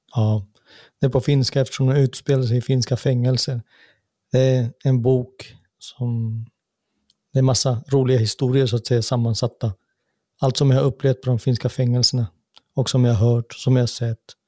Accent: Sweden; moved away as an adult; now in Finland; jag är född och uppvuxen i samma land

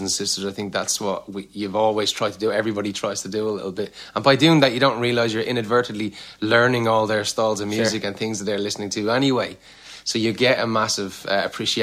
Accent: Ireland; moved away as an adult; also born or lived in Orlando / Los Angeles; I'm Irish

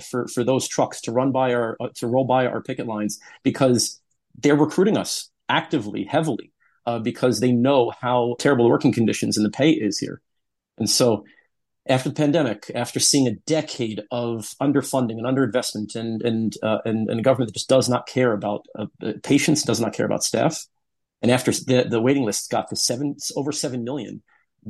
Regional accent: United States; now in United Kingdom

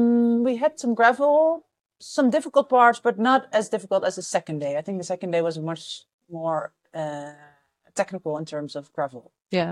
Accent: Amsterdam, North Holland, Netherlands; I'm from the Netherlands, Amsterdam.

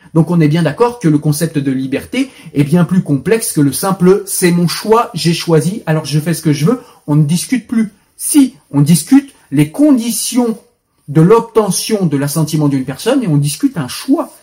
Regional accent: France; je suis français, pas israélien

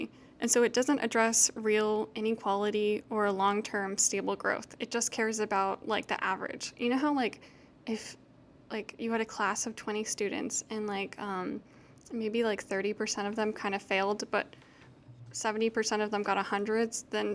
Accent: Houston, Texas, United States; I'm from Houston, so a lot of people came to Houston after Katrina. Like, I had new neighbors, I had new people at my school

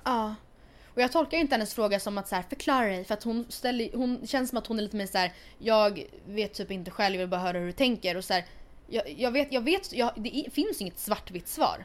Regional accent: Sweden; also born or lived in Stockholm; Två simpla influencers från Sweden

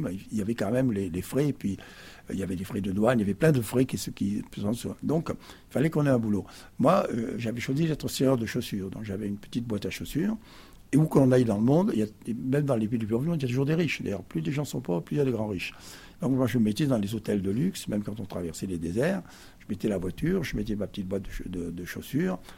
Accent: Perpignan, Occitania, France; moved away as an adult; also born or lived in Paris; je suis arrivé avec mes 3 ans dans cette ville du Sud, qui fait que je suis un fils du Sud

